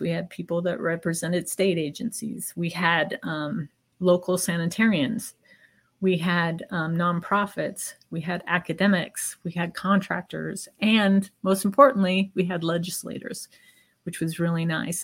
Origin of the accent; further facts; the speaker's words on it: Seattle, Washington, United States; now in Montana, United States; I'm originally from the Seattle area